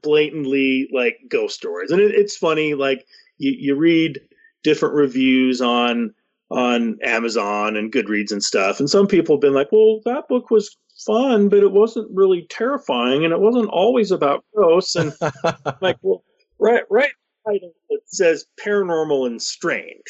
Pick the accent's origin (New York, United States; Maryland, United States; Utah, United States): Utah, United States; Salt Lake City; now in Ogden, United States; Like I didn't grow up here. I grew up down in Salt Lake, but I love Ogden now. I feel more at home here in Ogden.